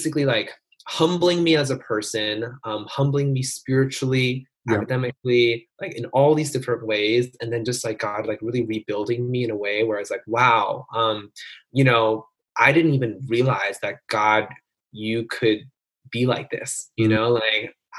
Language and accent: English; New Jersey, United States; I grew up in New Jersey